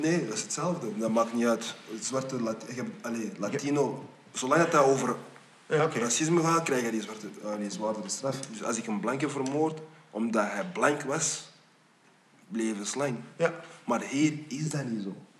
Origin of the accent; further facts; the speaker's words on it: Flanders, Belgium; also born or lived in United States; mijn zoon hier is geboren, ik ben hier getogen, ook al ben ik naar Amerika gegaan.